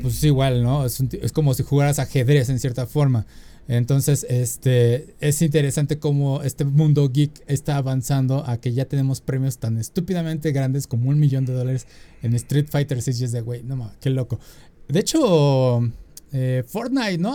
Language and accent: Spanish; Mexico; uno como mexicano necesita la visa